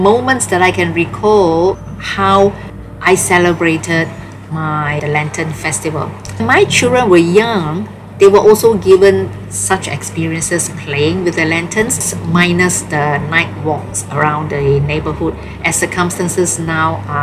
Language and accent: English; Malaysia; I'm a Malaysian of Chinese origin.